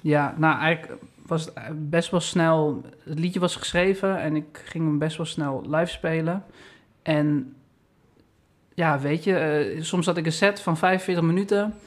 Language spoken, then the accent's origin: Dutch; Amstelveen, North Holland, Netherlands; Eigenlijk mijn hometown eh, waar ik ben opgegroeid, mijn school heb gehad is Amstelveen